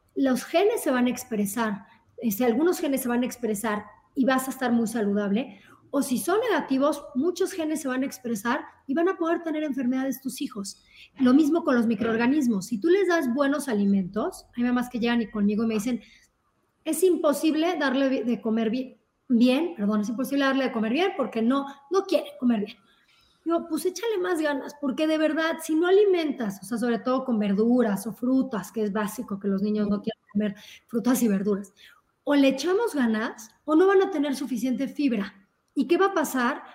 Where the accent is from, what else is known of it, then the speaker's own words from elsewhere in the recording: Mexico; somos como sociedad, sobre todo como mexicanos